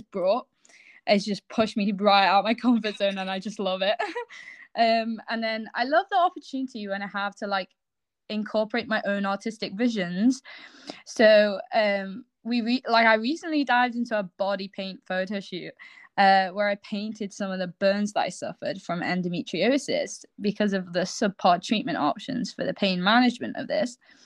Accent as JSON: {"language": "English", "region": "England", "country": "United Kingdom", "tie": "born or raised there", "moved": "as an adult", "lives_now": "Scotland, United Kingdom", "said": "I was born in England and grew up in England, and recently I've just moved to Scotland."}